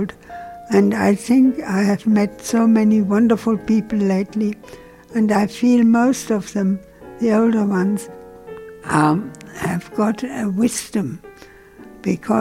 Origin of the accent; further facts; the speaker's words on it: Germany; English is a second language; moved away as an adult; also born or lived in France / Paris; now in London, United Kingdom; I felt I was fundamentally a German person, and my loyalty was already divided between Germany and France